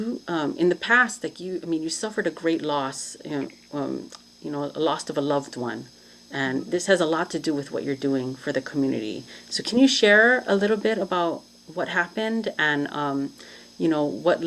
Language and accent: English; Hawaii, United States; now in Los Angeles, United States; I'm from Hawaii